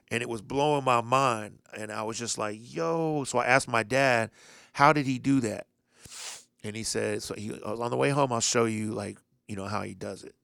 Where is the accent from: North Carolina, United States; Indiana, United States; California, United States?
Indiana, United States; Indianapolis; I'm from Indianapolis.